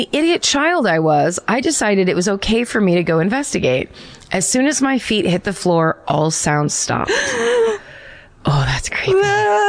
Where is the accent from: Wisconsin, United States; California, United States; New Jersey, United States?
New Jersey, United States; Hamilton; So my ghost story haunting comes from my hometown of Hamilton, New Jersey.